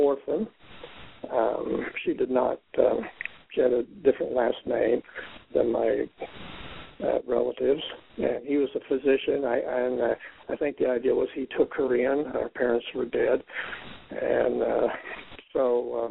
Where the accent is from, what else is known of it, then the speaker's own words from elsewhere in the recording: Wichita, Kansas, United States; I am from Wichita, Kansas, and I live in Wichita now. I was born and raised here.